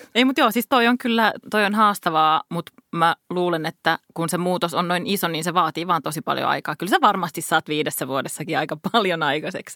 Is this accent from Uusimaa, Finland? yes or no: yes; Helsinki, Uusimaa, Finland; Helsinki on mun kotikaupunki